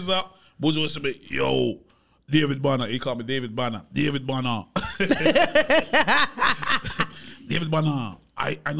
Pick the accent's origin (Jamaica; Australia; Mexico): Jamaica; moved away; also born or lived in Miami / Atlanta; I grew up in Jamaica